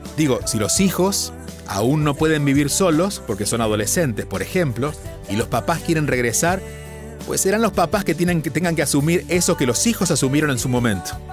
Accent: Argentina; now in India; soy argentino de nacimiento

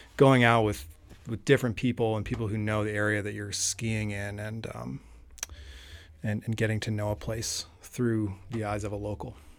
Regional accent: New Hampshire, United States; I grew up in New Hampshire

